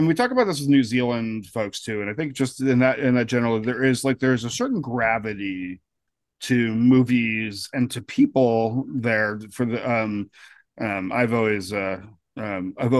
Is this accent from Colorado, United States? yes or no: yes; Colorado, United States; I grew up in Colorado